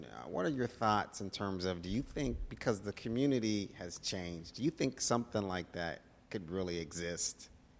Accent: Pittsburgh, Pennsylvania, United States; I'm from Pittsburgh

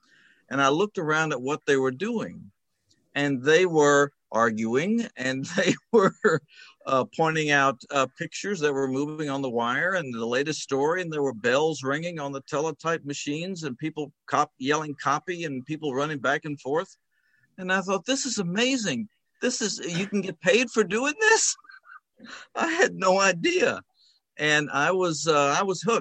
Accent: Atlanta, Georgia, United States; the Atlanta Constitution, which was my hometown paper

